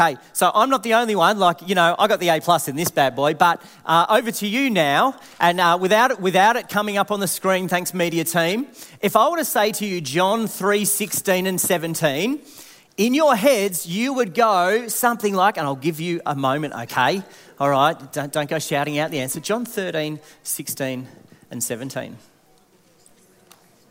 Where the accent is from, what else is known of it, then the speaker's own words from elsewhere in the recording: Warrnambool, Victoria, Australia; I grew up in Warrnambool, so the wind really needs no explanation there